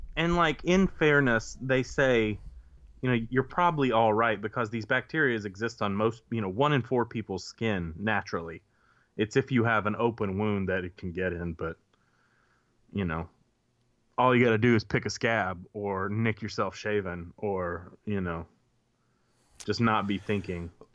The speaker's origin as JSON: {"language": "English", "town": "Grenada", "region": "Mississippi", "country": "United States", "tie": "born or raised there", "said": "I grew up in Grenada, right? So with access to Grenada Lake"}